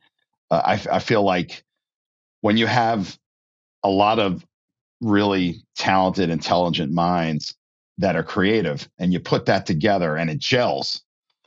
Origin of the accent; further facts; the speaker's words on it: New Jersey, United States; I grew up in New Jersey.